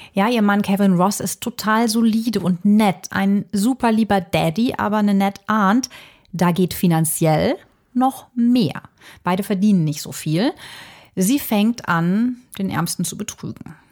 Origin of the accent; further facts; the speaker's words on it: Germany; bei uns in Deutschland